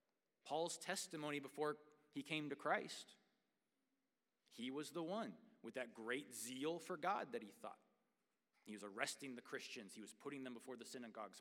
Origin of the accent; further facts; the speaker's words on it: United States; I am proud to be an American.